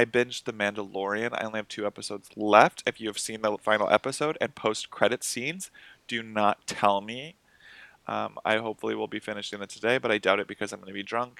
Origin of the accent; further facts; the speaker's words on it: Wilmington, Massachusetts, United States; also born or lived in Winchester, Massachusetts; I was born in Winchester.